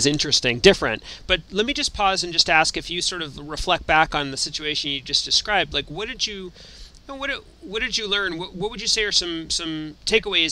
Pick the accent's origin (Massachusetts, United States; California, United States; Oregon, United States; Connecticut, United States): Massachusetts, United States; Boston; Actually from Boston